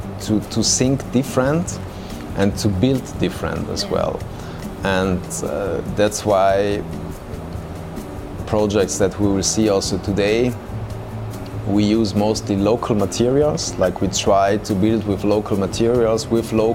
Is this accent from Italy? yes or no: yes; South Tyrol, Trentino-Alto Adige, Italy; the place where I come from Alto Adige